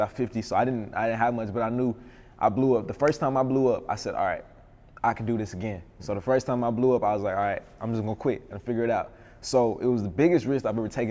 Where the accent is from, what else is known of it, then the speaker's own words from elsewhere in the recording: Little Rock, Arkansas, United States; moved away as an adult; now in Atlanta, United States; growing up in Little Rock, it was, you know, different